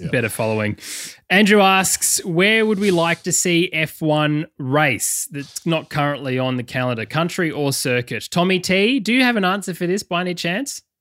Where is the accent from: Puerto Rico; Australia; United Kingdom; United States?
Australia; McLaren Vale, South Australia; also born or lived in Adelaide; now in Melbourne, Australia; I was born in McLaren Vale.